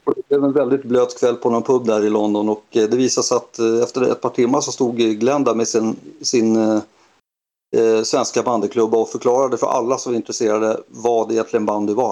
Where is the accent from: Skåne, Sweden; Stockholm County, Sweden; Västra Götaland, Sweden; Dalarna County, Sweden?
Stockholm County, Sweden; Sollentuna; Jag är uppvuxen i Helenelund som ligger i Sollentuna